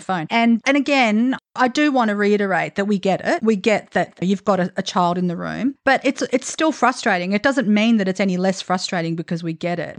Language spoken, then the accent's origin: English; Australia; also born or lived in Italy; We're two Australian women